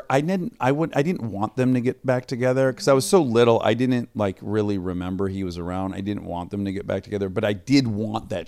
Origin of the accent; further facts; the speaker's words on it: Detroit, Michigan, United States; I'm from the Detroit area